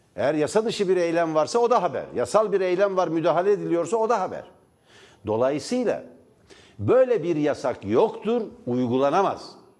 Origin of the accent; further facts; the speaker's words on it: Divriği, Sivas Province, Turkey; Divri'de benim doğduğum kent, benim doğduğum şehir, benim doğduğum bölge